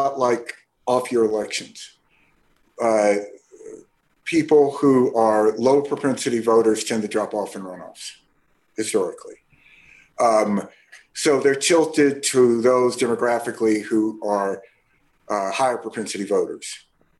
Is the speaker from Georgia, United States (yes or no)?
no; Mississippi, United States; I'm from Mississippi, and I've elected, helped elect governors, senators in all those southern states